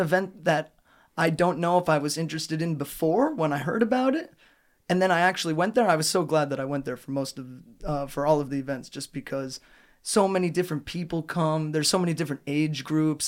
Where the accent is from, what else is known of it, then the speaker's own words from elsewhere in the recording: United States; moved away as an adult; now in Trnava, Slovakia; My hometown in America doesn't have a pedestrian center or a square in the middle of the town.